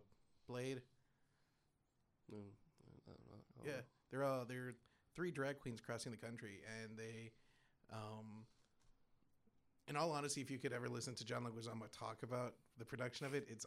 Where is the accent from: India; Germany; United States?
United States; Texas; born or raised there